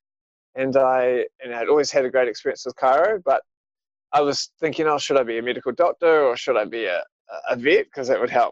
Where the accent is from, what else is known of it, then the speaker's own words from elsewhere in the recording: Auckland, New Zealand; now in Wellington, New Zealand; I grew up in Auckland